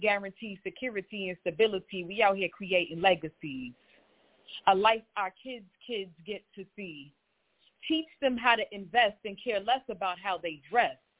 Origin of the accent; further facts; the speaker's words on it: New York City, New York, United States; I am also from Queens, New York